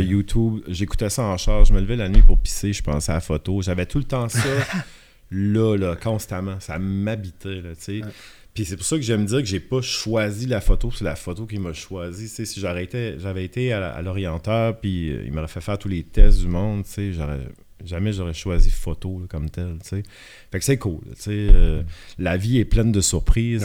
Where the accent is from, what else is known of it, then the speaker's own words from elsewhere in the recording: Shippagan, New Brunswick, Canada; accent: Acadian (Baie des Chaleurs, close to Gaspésie); moved away as an adult; j'ai grandi dans la péninsule acadienne, dans une petite ville qui s'appelle Chipagan de 0 à 21 ans